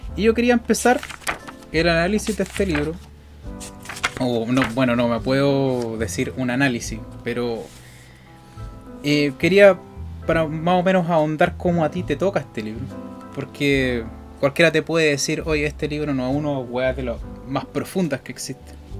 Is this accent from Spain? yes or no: no; Chile; somos chilenos